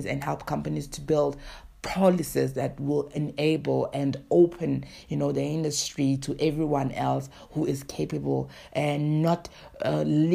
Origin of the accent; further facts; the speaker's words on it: South Africa; I am from South Africa.